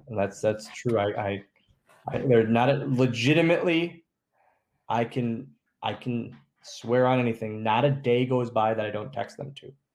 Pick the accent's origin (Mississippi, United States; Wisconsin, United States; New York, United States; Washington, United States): Wisconsin, United States; Oshkosh; moved away; we're just two small town guys. Like that's that's what we are. We're from Oshkosh, Wisconsin.